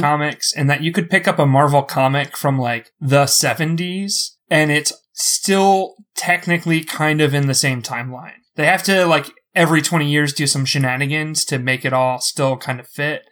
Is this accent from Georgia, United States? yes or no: no; Philadelphia, Pennsylvania, United States; I'm from Philly